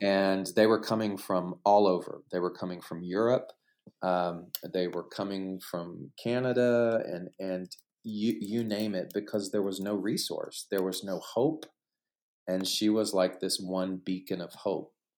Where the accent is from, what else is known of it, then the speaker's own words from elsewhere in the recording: Southeast Texas, United States; moved away as an adult; also born or lived in New York City / Los Angeles; growing up in Southeast Texas